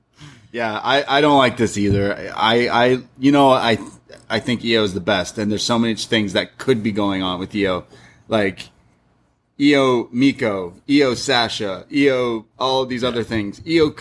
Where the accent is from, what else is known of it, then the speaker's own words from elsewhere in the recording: Canada; that's true. We're Canadian.